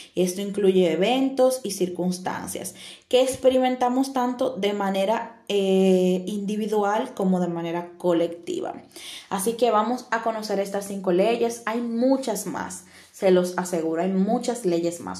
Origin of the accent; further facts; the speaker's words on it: Dominican Republic; now in Italy; soy de República Dominicana y actualmente estoy viviendo en Italia